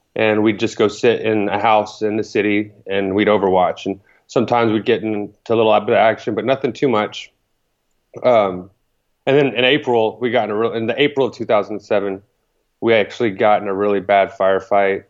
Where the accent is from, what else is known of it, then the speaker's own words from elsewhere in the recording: Thorndale, Texas, United States; moved away as an adult; I grew up in a small Texas town